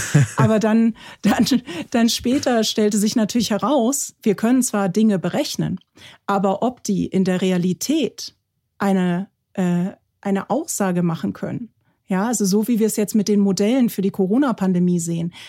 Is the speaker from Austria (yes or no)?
no; Germany; bei uns in Deutschland